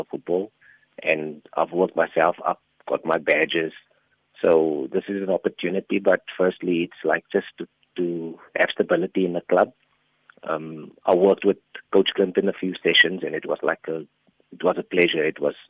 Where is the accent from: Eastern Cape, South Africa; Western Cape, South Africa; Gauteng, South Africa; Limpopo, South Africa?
Eastern Cape, South Africa; Port Elizabeth; came back to Port Elizabeth, my hometown, and started coaching here.